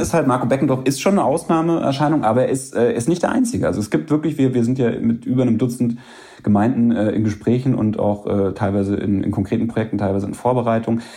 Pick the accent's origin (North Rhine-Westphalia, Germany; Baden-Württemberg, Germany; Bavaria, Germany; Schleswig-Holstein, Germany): Bavaria, Germany; in Bayern, wo ich groß geworden bin